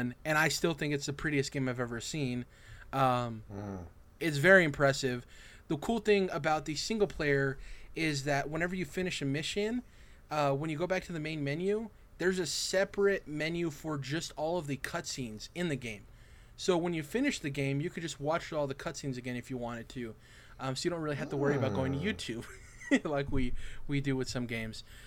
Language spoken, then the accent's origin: English; United States; as American citizens